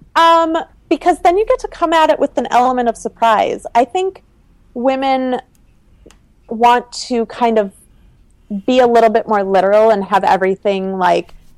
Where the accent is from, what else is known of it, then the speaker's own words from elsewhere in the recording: Minnesota, United States; moved away as an adult; also born or lived in Italy / Seattle; I grew up in the Midwest. I almost stayed in Minnesota